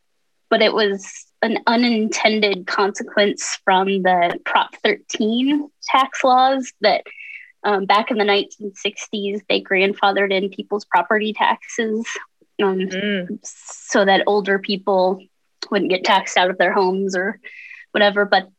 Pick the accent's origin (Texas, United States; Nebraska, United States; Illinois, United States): Nebraska, United States; Gothenburg; moved away as an adult; also born or lived in Lincoln, Nebraska / St. Louis / San Diego / Kansas; I grew up in Western Nebraska, Gothenburg, Nebraska, actually.